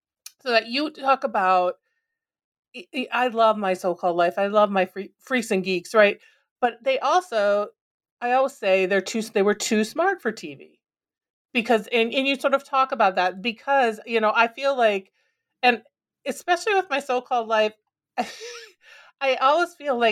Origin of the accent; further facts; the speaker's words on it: Minnesota, United States; And growing up in Minnesota, you know, I also love, like, right?